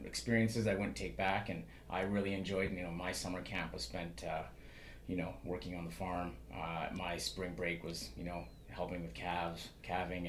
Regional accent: Saskatchewan, Canada; also born or lived in Terrace, British Columbia; now in British Columbia, Canada; Growing up, I didn't grow up in BC. We moved here in 1988. I grew up in Saskatchewan.

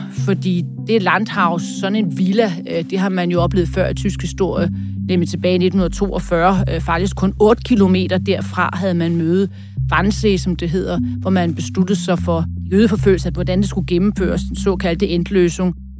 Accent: Denmark

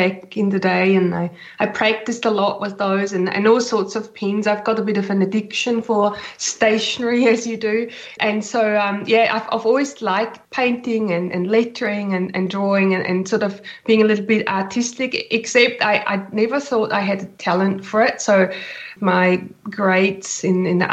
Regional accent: Switzerland; moved away as an adult; now in New Zealand; I've been in New Zealand for 20 years now, almost. I'm originally from Switzerland, hence my accent

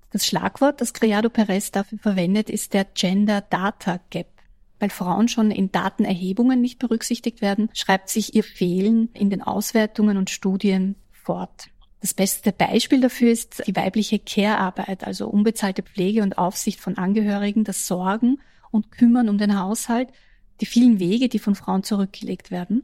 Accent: Austria; als Österreicherin

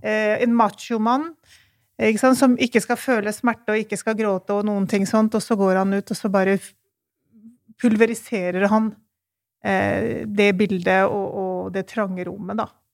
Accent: Pakistan; now in Norway; Jeg kommer jo fra Pakistan, så derfor så refererer jeg og den, den kulturen jeg kan best.

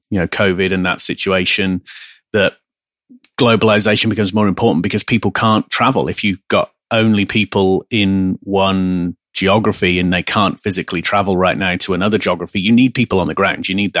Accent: United Kingdom; slightly biased being a Brit

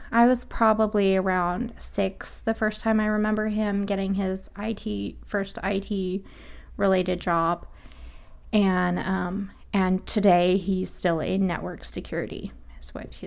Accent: Sacramento, California, United States; born there; also born or lived in Hawaii; I was born in Sacramento, California, um, and then we moved to Hawaii

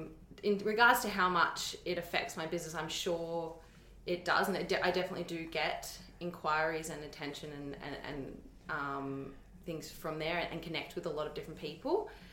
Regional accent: Berwick, Victoria, Australia; From Berwick, southeastern suburbs.

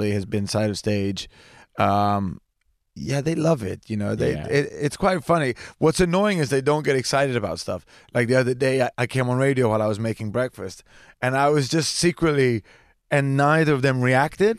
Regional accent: England, United Kingdom; I am born in England. I'm half British. I have a British passport, but I am also half genetically Italian.

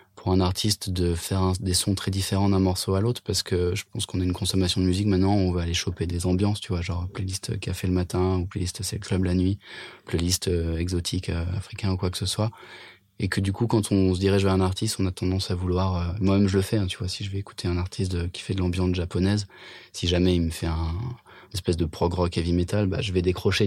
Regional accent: France; first language French; also born or lived in England; un délire français qui était mes souvenirs de ma langue natale

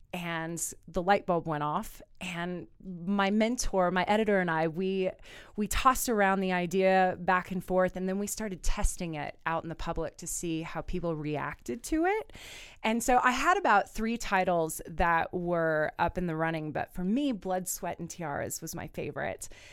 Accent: Kansas, United States; moved away; I'm originally from Kansas, being Miss Kansas. I have a few communities there, um, especially my hometown.

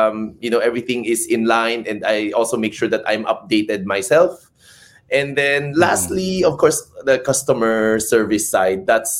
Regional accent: Davao, Davao Region, Philippines; now in Manila, Philippines; Originally, I was born in Davao, so Bisaya ako. But now I work here in Manila.

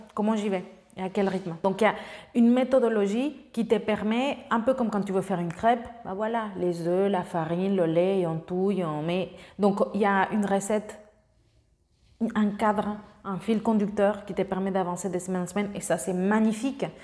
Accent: Mexico; French is a second language; moved away as an adult; also born or lived in France; j'avais aucun lien avec la France, j'ai fait pas toutes mes études là-bas, donc jusqu'au collège et après j'ai eu la chance d'avoir euh, une bourse pour aller au lycée français de Mexico parce que j'avais des bonnes notes au collège et au lieu de faire trois ans de lycée, j'en ai fait quatre parce que je ne parlais pas le français

